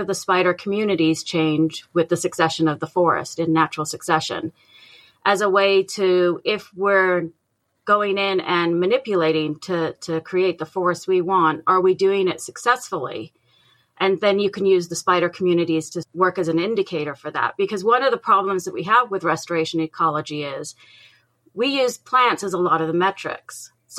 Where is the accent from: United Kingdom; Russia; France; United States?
United Kingdom; England; I'm originally from England, but my dad worked in the aircraft industry. So we moved around a lot, almost like a military brat.